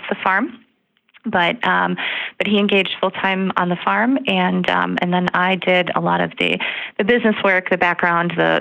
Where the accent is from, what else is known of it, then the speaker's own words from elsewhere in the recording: Slinger, Wisconsin, United States; I am originally from Southeast Wisconsin. So grew up over in Slinger.